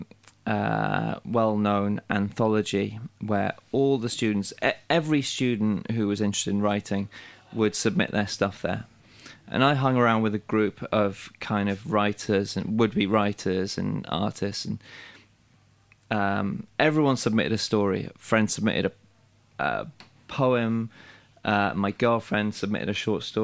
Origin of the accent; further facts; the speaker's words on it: Wales, United Kingdom; moved away; I'm from Wales, but I'd moved away.